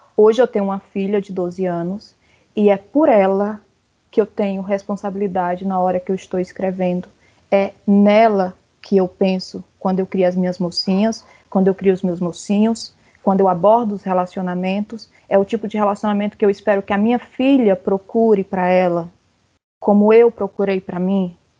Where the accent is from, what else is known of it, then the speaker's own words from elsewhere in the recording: Ceará, Brazil; eu sou cearense